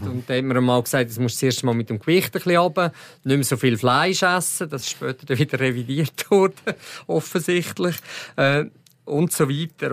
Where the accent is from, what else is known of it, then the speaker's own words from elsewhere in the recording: Switzerland; als Schweizer